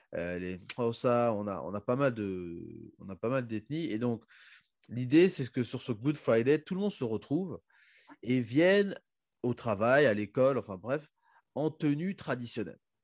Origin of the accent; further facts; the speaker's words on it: Republic of the Congo; moved away; also born or lived in South Africa; quand on se présente pour dire qu'on vient du Congo